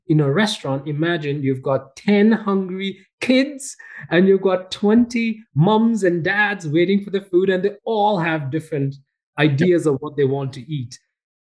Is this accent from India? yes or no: yes; India; moved away as an adult; also born or lived in Montreal, Canada; now in Calgary, Canada; I was born and raised in India, and I came to Canada as an international student.